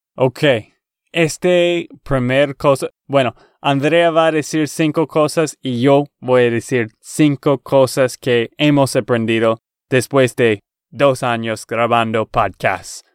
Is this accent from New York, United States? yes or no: no; Texas, United States; accent: gringo; Spanish is a second language; de Texas, Estados Unidos.